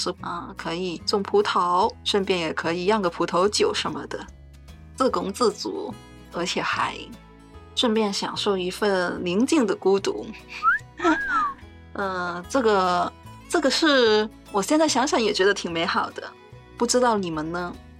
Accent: Hong Kong; also born or lived in Shenzhen, China; 我从小在香港、深圳这些城市里生活，可以说只有很少的农村生活体验

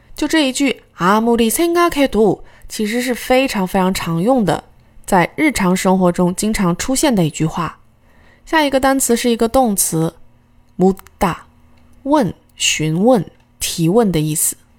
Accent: China; 我们中国人

